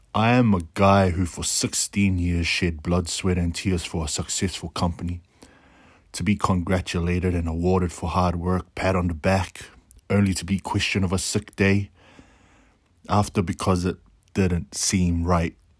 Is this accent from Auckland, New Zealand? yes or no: yes; Auckland, New Zealand; I am your typical brown brother, born and raised in South Auckland, New Zealand